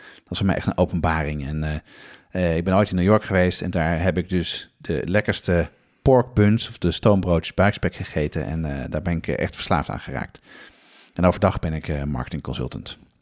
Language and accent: Dutch; Amsterdam, North Holland, Netherlands; Ik ben opgegroeid op de Nieuwmarkt in Amsterdam.